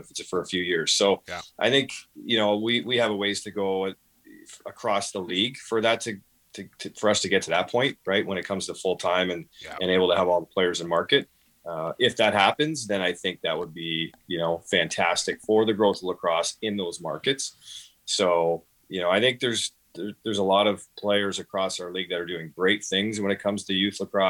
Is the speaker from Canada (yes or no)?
yes; Peterborough, Ontario, Canada; moved away as an adult; now in Rochester, United States; growing up in Peterborough